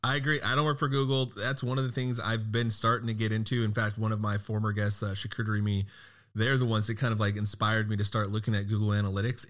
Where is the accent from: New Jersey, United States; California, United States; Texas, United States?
Texas, United States; I'm from Texas